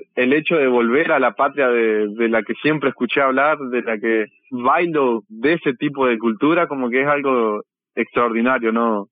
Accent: San Javier, Río Negro, Uruguay; Yo soy de San Javier

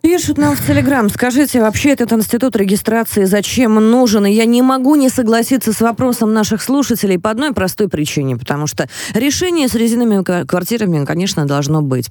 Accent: Moscow Oblast, Russia; Я из Подмосковья

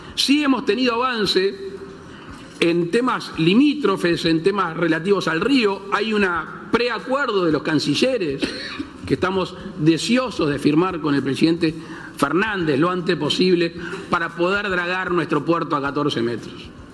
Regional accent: Uruguay; criollo en mi país

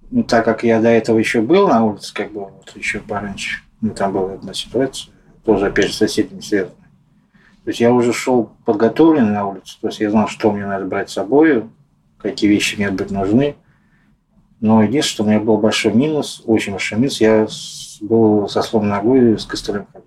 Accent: Moscow, Russia; Мне 44 года … я москвич.

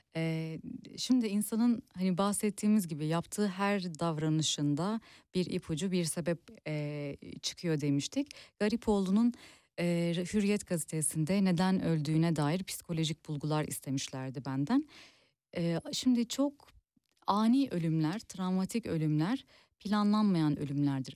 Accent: Turkey

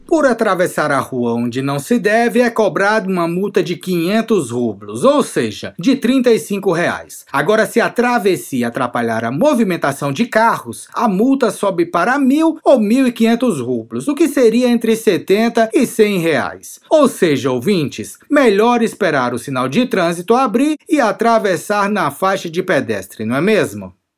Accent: Brazil; now in Russia; eu sou do Brasil também.

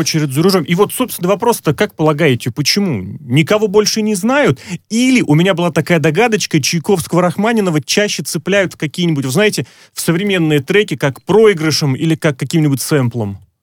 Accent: Moscow, Russia; я москвич

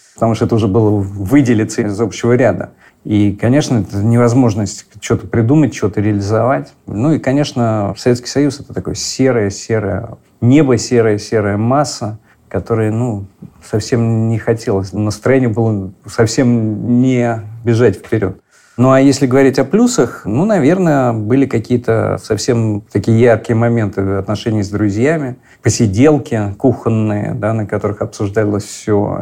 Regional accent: Moscow, Russia; мы, москвичи, а я жил как раз в Арбатских переулках, там в коммунальной квартире

